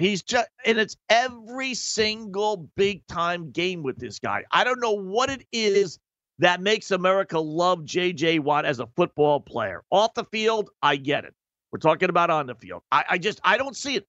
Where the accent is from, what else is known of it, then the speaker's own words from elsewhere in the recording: New York City, New York, United States; as a New Yorker